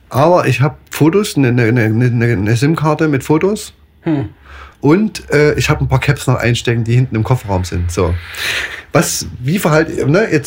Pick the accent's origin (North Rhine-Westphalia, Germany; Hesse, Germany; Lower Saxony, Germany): North Rhine-Westphalia, Germany; Dortmund; Genau, ich komme aus, äh, komm aus Dortmund, wir sind aber gerade irgendwo im Oberallgäu.